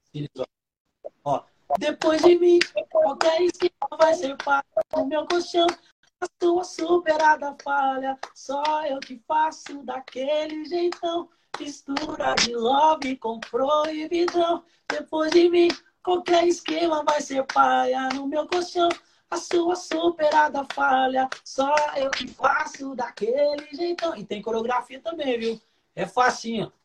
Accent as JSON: {"language": "Portuguese", "town": "Santos", "region": "São Paulo", "country": "Brazil", "tie": "born or raised there", "also_born_or_lived": "Rio de Janeiro", "moved": "yes", "lives_now": "Uberaba, Brazil", "said": "Sou de Santos, natural de Santos"}